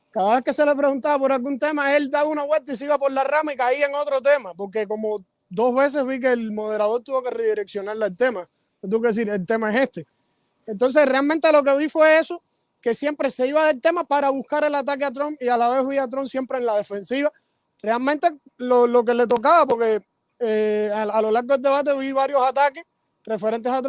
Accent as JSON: {"language": "Spanish", "town": "Guanabacoa", "region": "Havana", "country": "Cuba", "said": "Yo soy de La Habana, de Guanabacoa."}